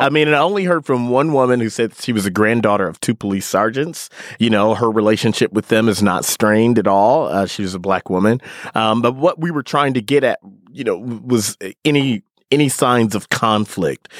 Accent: Milwaukee, Wisconsin, United States; accent: Midwestern; moved away; I grew up in Milwaukee.

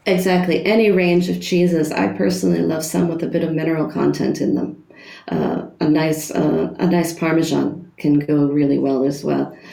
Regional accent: United States; moved away as an adult; now in Germany; as an American uh, working in Germany

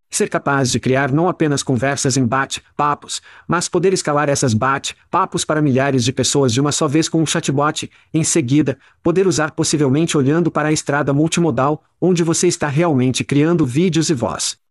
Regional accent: United States; moved away as an adult; now in Ireland; Como americanos

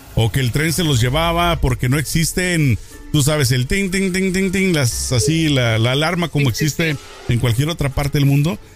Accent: Jalisco, Mexico; yo soy de Jalisco, entre Guadalajara eh, y, el pueblo de donde nosotros crecimos, de donde somos, está pues cerca, ¿no? De Guadalajara al

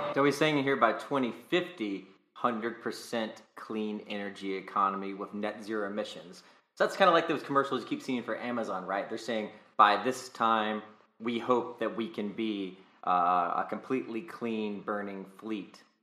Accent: North Carolina, United States; also born or lived in California; now in Nevada, United States; where am I from? North Carolina

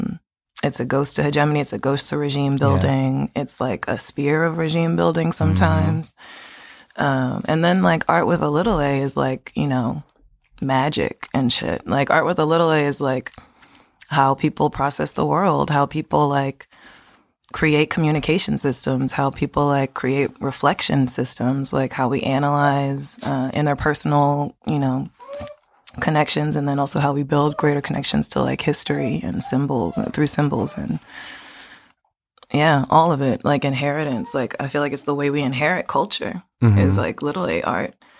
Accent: Baltimore, Maryland, United States; also born or lived in Park Heights, Baltimore / Randallstown, Maryland; I'm from Baltimore, Maryland.

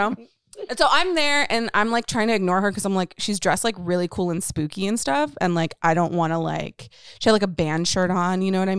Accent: Dallas, Texas, United States; moved away; I'm from Texas. I'm from Dallas, you know, the hometown

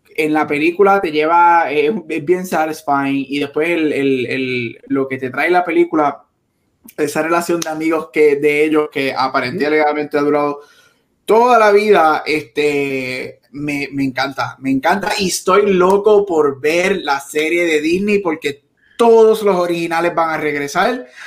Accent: Palmar, Puerto Rico; yo vivo en Palmar, yo me crié en Palmar

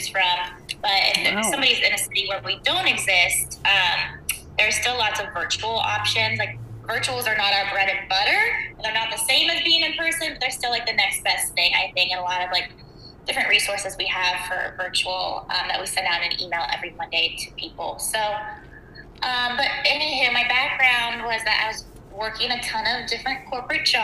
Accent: Wheeling, West Virginia, United States; moved away as an adult; now in Columbus, United States; I'm from Wheeling, lived there pretty much my whole childhood up until I was 18, then I moved to Columbus for college

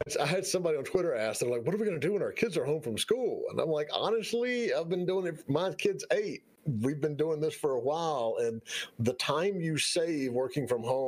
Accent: Southern US, United States; accent: Southern; with my Southern accent

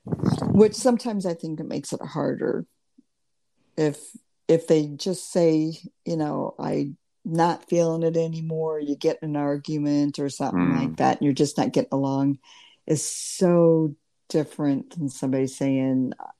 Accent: Lincoln, Nebraska, United States; born there; So I went to the University of Nebraska. I was born in Lincoln.

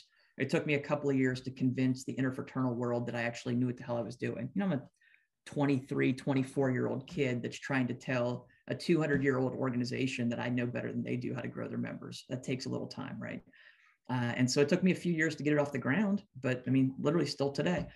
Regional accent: Pennsylvania, United States; I'm from Pennsylvania

